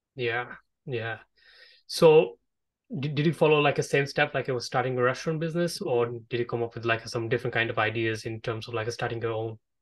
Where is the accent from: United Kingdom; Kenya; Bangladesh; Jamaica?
Bangladesh; I'm from Bangladesh myself